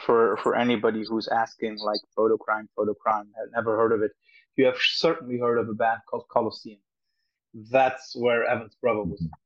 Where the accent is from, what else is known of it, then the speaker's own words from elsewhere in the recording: Cologne, North Rhine-Westphalia, Germany; Cologne, my hometown